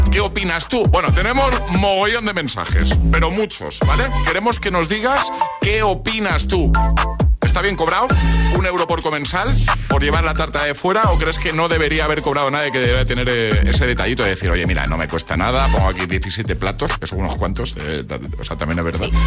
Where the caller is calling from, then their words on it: Valencia, Valencian Community, Spain; Hola agitadores, soy … de Valencia.